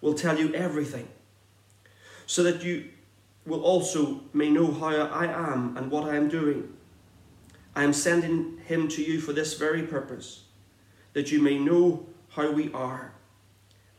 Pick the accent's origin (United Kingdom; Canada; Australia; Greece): United Kingdom; Northern Ireland; accent: Irish; moved away as an adult; now in Exeter, United Kingdom; I grew up on a farm in the north of Ireland